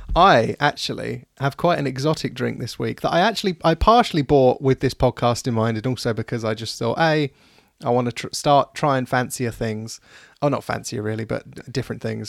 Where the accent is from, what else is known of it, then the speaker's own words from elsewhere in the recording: United Kingdom; we're British